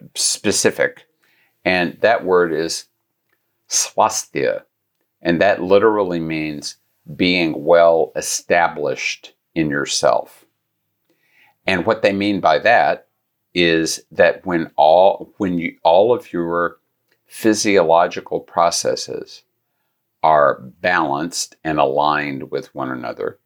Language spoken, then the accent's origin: English; Gulf Coast, United States; I grew up near the Gulf Coast